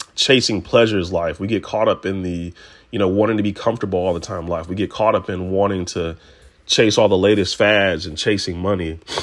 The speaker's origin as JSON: {"language": "English", "town": "Detroit", "region": "Michigan", "country": "United States", "said": "I'm from Detroit."}